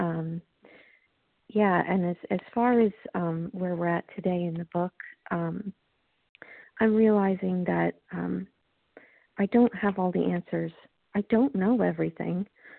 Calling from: Long Island, New York, United States; I'm calling from Long Island, New York.

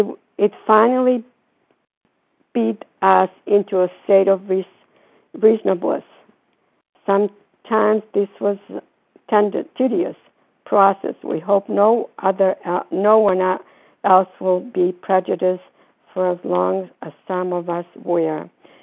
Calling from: Florida, United States; I'm calling from Florida.

